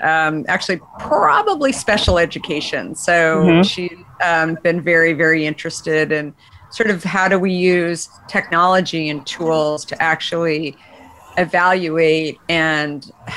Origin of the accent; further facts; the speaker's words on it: Arizona, United States; moved away as an adult; also born or lived in New York / Bay Area; growing up in Arizona